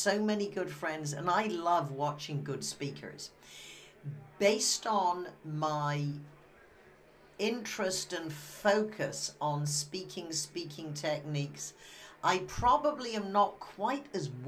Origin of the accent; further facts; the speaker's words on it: Wimborne, South West England, United Kingdom; moved away; I come from Wimborne, Dorset.